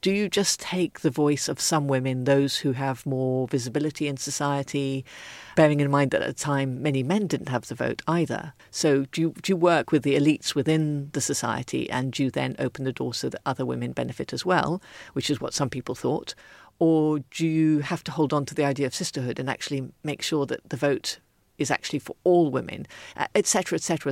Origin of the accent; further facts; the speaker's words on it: Ethiopia; moved away; I was brought up in Ethiopia